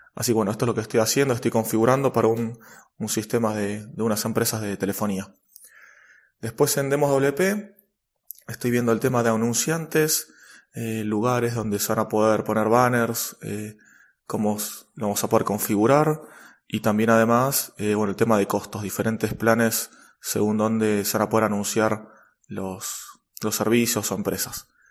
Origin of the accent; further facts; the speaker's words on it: Argentina; en mi país, en Argentina